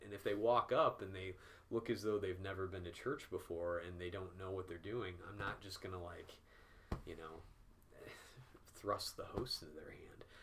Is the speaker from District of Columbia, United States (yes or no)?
no; Peoria, Illinois, United States; moved away as an adult; now in North Carolina, United States; I grew up in Peoria, Illinois